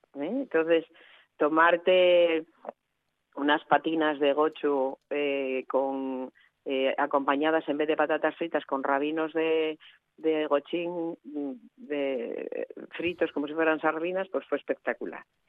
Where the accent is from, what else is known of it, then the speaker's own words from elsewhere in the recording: Asturias, Spain; cuando salimos de Asturias